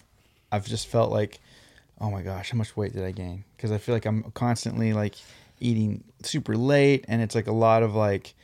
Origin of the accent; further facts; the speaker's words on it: Southern California, United States; We're from Southern California.